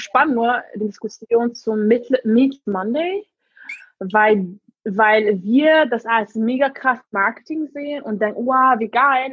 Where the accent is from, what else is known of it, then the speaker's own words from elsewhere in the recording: Hungary; first language English and Hungarian; German is a second language; moved away as an adult; now in Berlin, Germany; Ursprünglich komme ich aus Ungarn, ähm, aber ich bin mit Englisch und Ungarisch aufgewachsen.